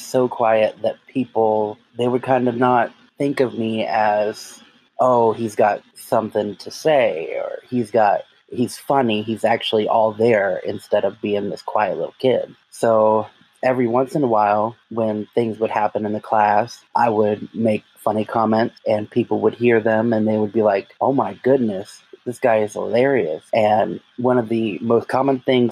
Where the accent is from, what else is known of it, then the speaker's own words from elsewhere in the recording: Jacksonville, Florida, United States; I'm from Jacksonville, Florida, born and raised.